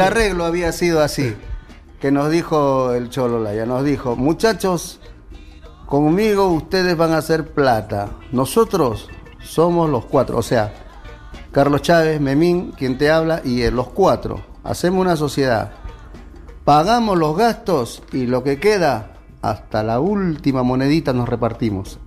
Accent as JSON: {"language": "Spanish", "country": "Peru", "moved": "as an adult", "lives_now": "Argentina", "said": "Somos del Perú."}